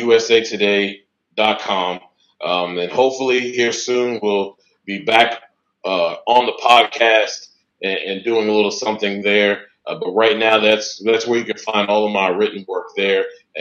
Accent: Washington, District of Columbia, United States; I'm from Washington, D.C.

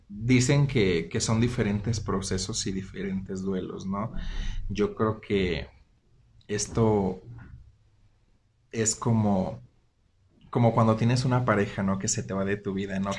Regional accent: Zihuatanejo, Guerrero, Mexico; now in Aguascalientes, Mexico; Soy orgullosamente guerrerense. Soy de la costa.

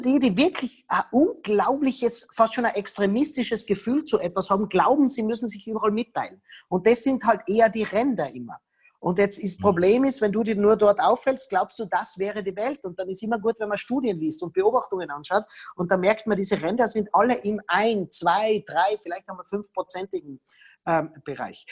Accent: Tyrol, Austria; ich bin Tiroler

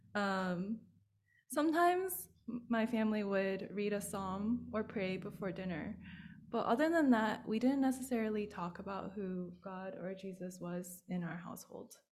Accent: United States; being Chinese American

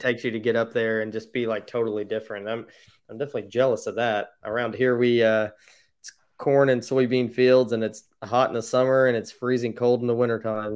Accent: Indiana, United States; I'm from Indiana, so I've never been out that way

